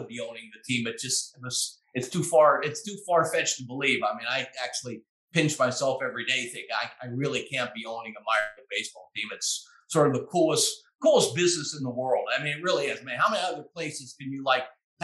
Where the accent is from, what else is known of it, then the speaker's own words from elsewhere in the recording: Pittsburgh, Pennsylvania, United States; I was born and raised in Pittsburgh